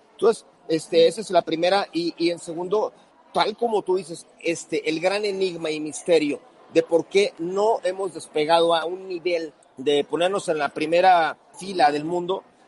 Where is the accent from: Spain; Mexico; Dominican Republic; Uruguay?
Mexico